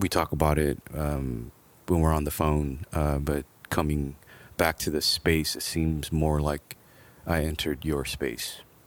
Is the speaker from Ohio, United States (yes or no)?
no; Los Angeles, California, United States; also born or lived in Glendale; grew up in Los Angeles, more towards East L A. I grew up in Echo Park